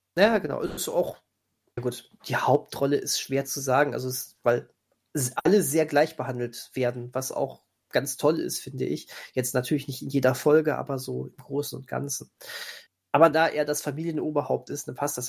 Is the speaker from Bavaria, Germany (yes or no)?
no; near where Bang Boom Bang was filmed, North Rhine-Westphalia, Germany; accent: Pott; ich komme ganz in Nähe aus dem Ort, wo die, wo Bang Boom Bang gedreht wurde